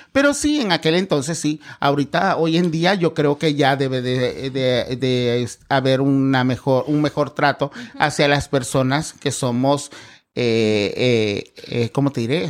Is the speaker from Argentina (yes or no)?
no; 27 km from Acapulco, Guerrero, Mexico; now in Cancún, Mexico; en el pueblo de donde soy, porque soy este, a 27 kilómetros de Acapulco